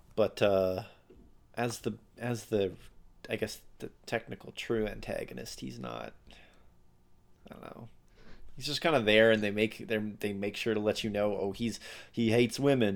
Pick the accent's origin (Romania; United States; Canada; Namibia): Canada; Alberta; I'm from Alberta